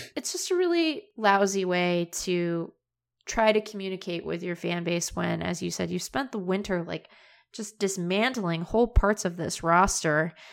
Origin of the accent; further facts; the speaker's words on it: Seattle, Washington, United States; I grew up in Seattle.